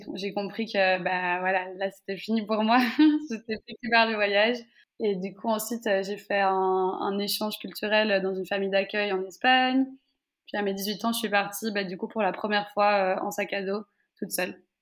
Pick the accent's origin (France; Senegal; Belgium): Belgium; Brussels, Brussels-Capital Region; je suis née en Belgique, j'ai grandi presque toute ma vie en Belgique